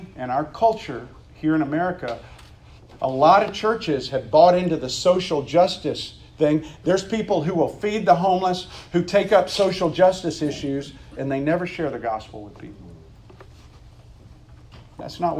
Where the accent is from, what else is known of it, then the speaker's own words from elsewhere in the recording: Meridian, Mississippi, United States; my hometown of Meridian, Mississippi, where there's like five floats